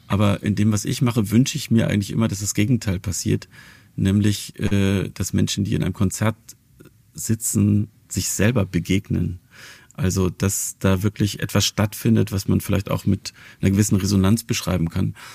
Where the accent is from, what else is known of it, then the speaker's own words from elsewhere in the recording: Wilhelmshaven, Lower Saxony, Germany; Und zwar war das in meiner Heimatstadt Wilhelmshaven.